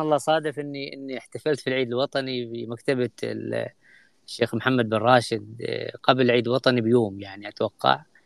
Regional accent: Oman; بالنسبة لنا كعمانيين

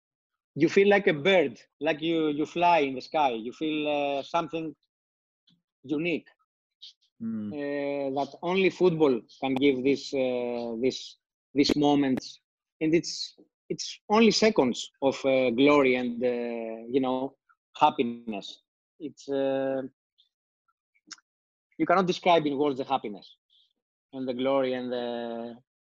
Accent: Greece; I come from Greece.

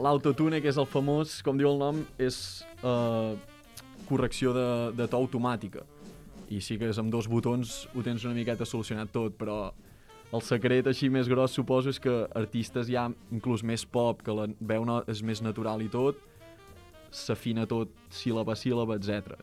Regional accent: Vic, Catalonia, Spain; nosaltres som de Vic, som dos nanos de Vic

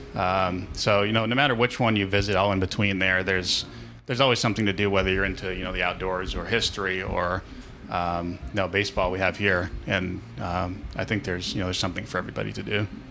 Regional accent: Springfield, Massachusetts, United States; I'm from Springfield originally, which is, um, for anybody who's listening locally, um, knows it's about uh, three exits down, 91 South

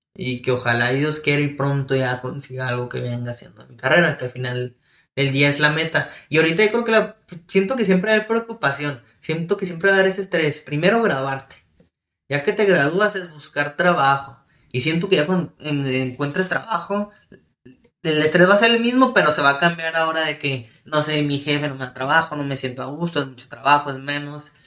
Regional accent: Ciudad Juárez, Chihuahua, Mexico; Ciudad Juárez, Chihuahua, de donde soy yo

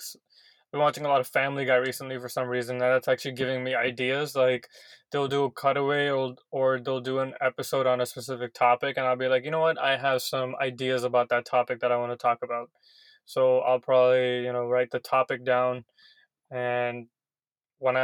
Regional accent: India; I'm Indian myself

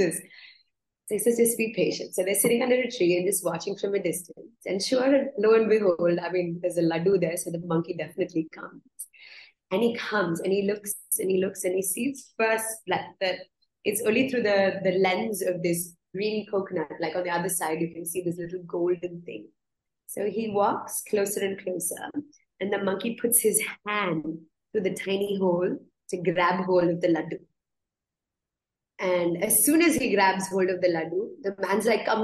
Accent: India; how I was brought up here in India.

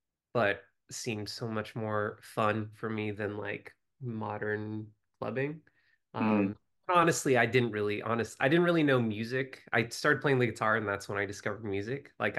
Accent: Denver, Colorado, United States; born there; also born or lived in Northern California / Southern California; I was born in Denver, Colorado. Moved around a bit, and then ended up in Southern California at the University of California, Irvine for college.

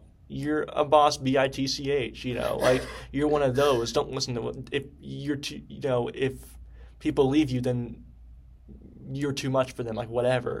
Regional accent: Pennsylvania, United States; now in Knoxville, United States; I came from Pennsylvania, I think. The culture in Pennsylvania is totally different than Knoxville, Tennessee.

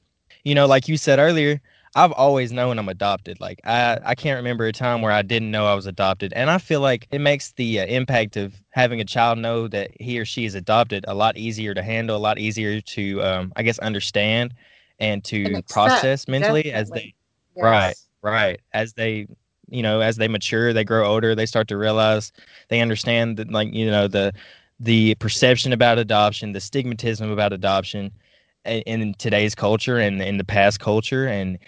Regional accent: Ukraine; born there; So I have Russian blood, but I was born in Ukraine.

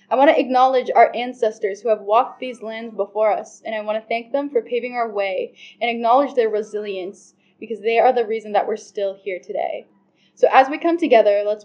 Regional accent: Niagara, Ontario, Canada; I'm a 17-year-old Mi'kmaq Seneca woman from Niagara, Ontario

